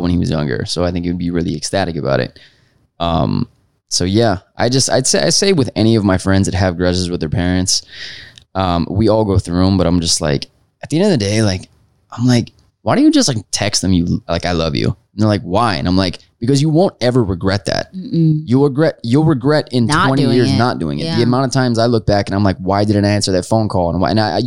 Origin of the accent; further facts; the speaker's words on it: Florida, United States; now in Los Angeles, United States; I'm from Florida